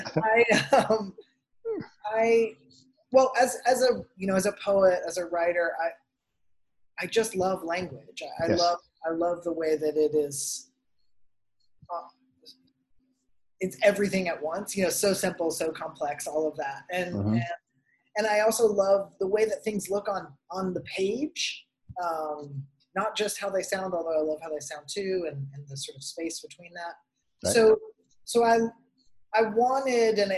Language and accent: English; Tennessee, United States; now in Arizona, United States; I grew up in Tennessee in a Pentecostal church